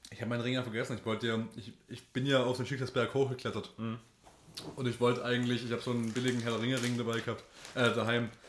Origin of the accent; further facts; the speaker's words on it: Germany; weil wir gedacht haben, ah, wir sind Deutsche, wir müssen halt irres reingehen